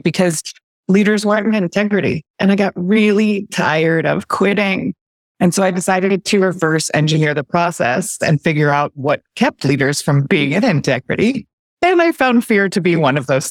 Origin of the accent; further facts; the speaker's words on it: San Francisco, California, United States; I was born in San Francisco, one of the few that I've met anyway. I've lived a few other places, but the Bay always pulls me back. So I am still here